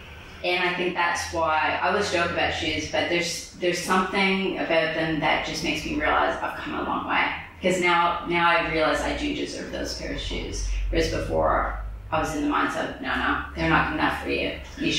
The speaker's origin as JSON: {"language": "English", "town": "Bronx", "region": "New York", "country": "United States", "said": "People think I'm from Jersey. I'm like, yo, I'm from the Bronx. What are you talking about?"}